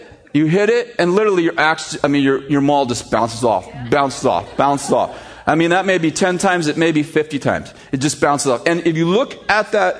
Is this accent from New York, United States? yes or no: no; San Jose, California, United States; moved away as an adult; I'm from San Jose